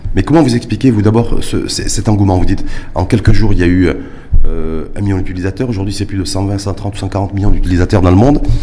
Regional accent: Morocco; chez nous, au Maroc

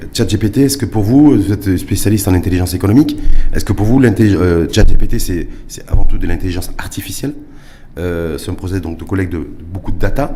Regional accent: Morocco; chez nous, au Maroc

